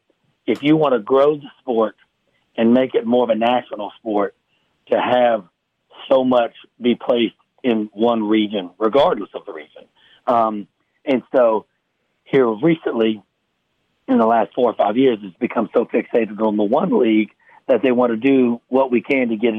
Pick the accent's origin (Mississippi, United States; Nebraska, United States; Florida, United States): Mississippi, United States; South; moved away; growing up in South Mississippi